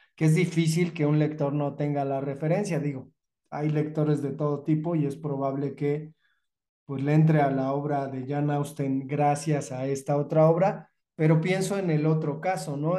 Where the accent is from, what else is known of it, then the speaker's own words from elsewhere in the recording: Mexico; somos los, los mexicanos